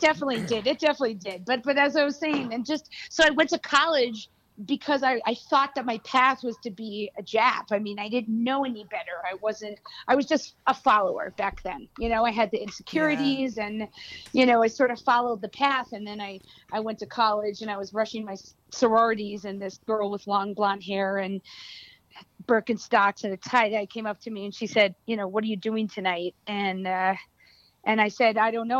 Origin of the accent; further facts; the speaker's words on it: New York City, New York, United States; I was raised in in New York City